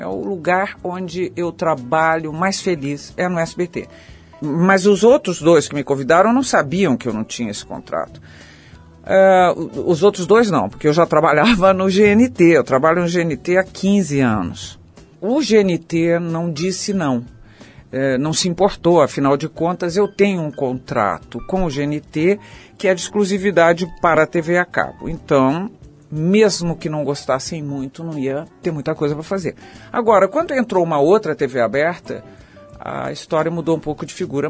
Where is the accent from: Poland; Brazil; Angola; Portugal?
Brazil; São Paulo; also born or lived in Rio de Janeiro; eu sou muito paulistana